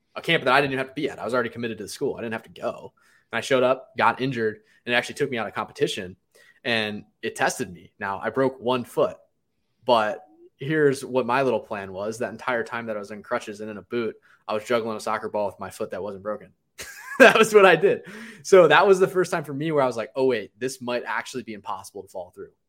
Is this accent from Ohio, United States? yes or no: yes; Cleveland, Ohio, United States; I grew up in Cleveland, Ohio